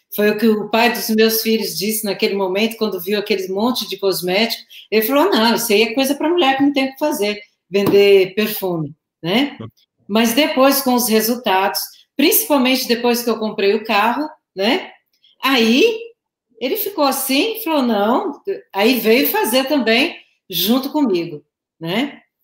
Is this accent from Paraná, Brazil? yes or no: no; São Paulo, Brazil; moved away as an adult; also born or lived in Osasco; now in Goiânia, Brazil; eu sou de São Paulo, tá? Capital.